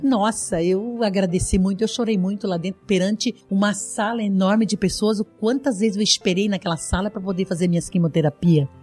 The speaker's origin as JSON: {"language": "Portuguese", "town": "Videira", "region": "Santa Catarina", "country": "Brazil", "tie": "born or raised there", "said": "Eu venho lá do oeste de Santa Catarina, eu sou nascida em Videira"}